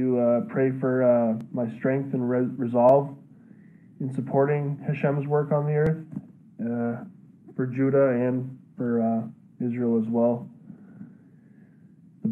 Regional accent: Canada; I'm from Canada

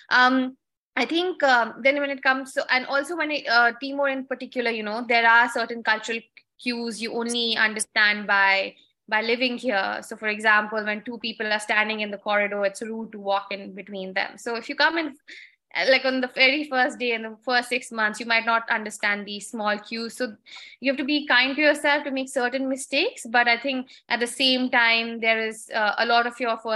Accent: New Delhi, Delhi, India; I mean, I came from New Delhi

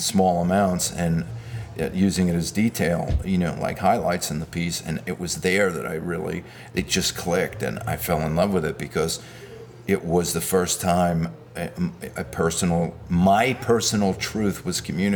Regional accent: New York City, New York, United States; also born or lived in Manhattan, New York City; I grew up in the Bensonhurst area of Brooklyn

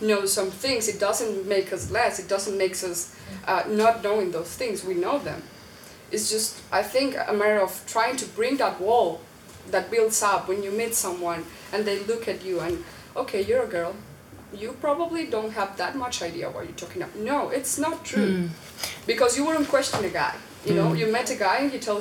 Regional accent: Colombia; moved away; I came from Colombia

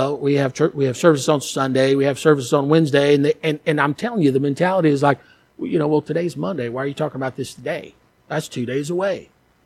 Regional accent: United States; moved away; as an American

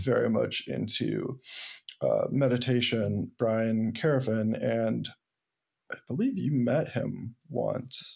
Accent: the Berkshires, Massachusetts, United States; moved away; also born or lived in Ithaca; I was born in the Berkshires and, um, go back often 'cause my family's there

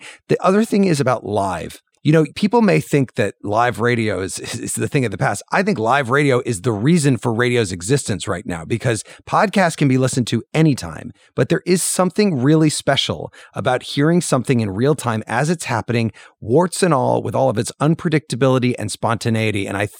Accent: Illinois, United States; When I was growing up in Central Illinois, I used to listen to the radio at night.

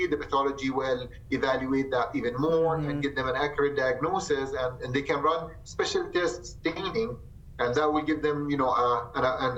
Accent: Jordan; moved away as an adult; also born or lived in Michigan / Tampa, Florida; now in Rapid City, United States; I came from Jordan and I did my medical school there, and then I moved to the state and to Michigan in 2015

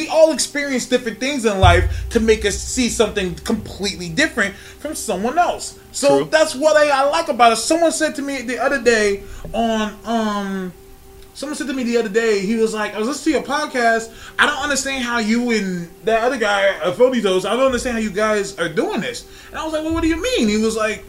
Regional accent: North Highlands, California, United States; also born or lived in Birmingham, Alabama; I'm from North Highlands, 916 area

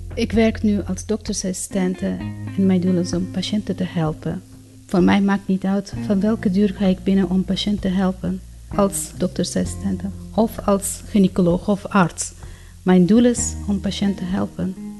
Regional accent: Afghanistan; Dutch is a second language; moved away as an adult; also born or lived in Pakistan / Iran; now in Netherlands; In 2001 ben ik gevlucht uit Afghanistan met mijn man en mijn kinderen. Ik was gynaecoloog in Afghanistan

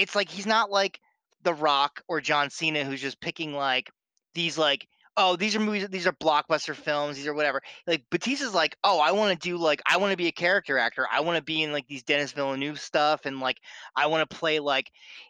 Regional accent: New Jersey, United States; accent: Philly accent; now in Boston, United States; before I moved to Boston, I was born and raised in South Jersey in, like, the Philly area.

